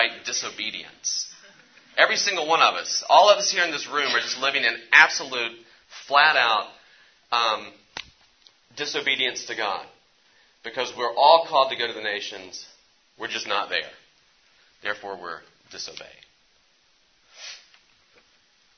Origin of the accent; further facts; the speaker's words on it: West Virginia, United States; I'm from West Virginia